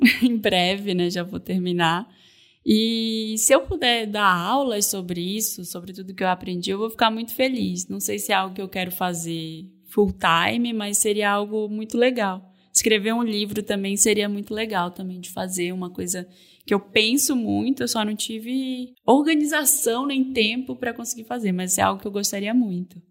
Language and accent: Portuguese; North Region, Brazil; moved away; sou do norte do Brasil, né? Eu sou mulher, eu, eu cheguei aqui sem conhecer ninguém.